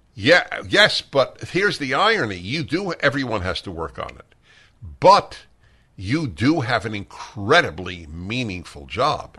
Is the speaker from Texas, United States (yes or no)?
no; New York City, New York, United States; moved away; I grew up in Brooklyn